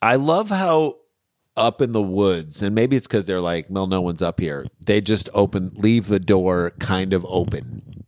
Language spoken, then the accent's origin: English; St. Louis, Missouri, United States; also born or lived in Ann Arbor, Michigan / New York City; now in Los Angeles, United States; We, we grew up in Saint Louis, Missouri